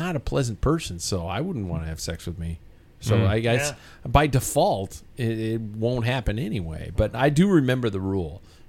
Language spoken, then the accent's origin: English; United States; I'm the fucking American.